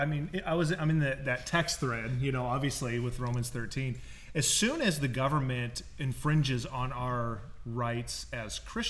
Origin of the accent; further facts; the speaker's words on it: United States; as an American